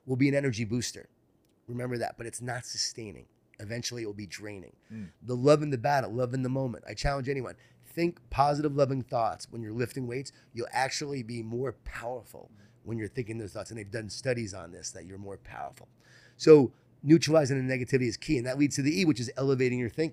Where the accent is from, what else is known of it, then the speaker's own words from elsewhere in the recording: Long Island, New York, United States; Growing up in Long Island, New York